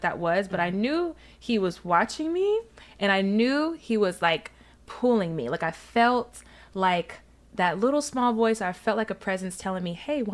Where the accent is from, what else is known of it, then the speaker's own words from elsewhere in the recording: Alabama, United States; grew up in Alabama